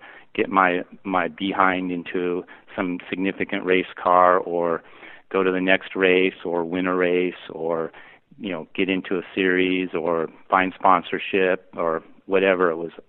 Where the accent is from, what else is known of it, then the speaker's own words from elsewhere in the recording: Pacific Northwest, United States; born there; I was born in the Pacific Northwest, and he was an engineer at Boeing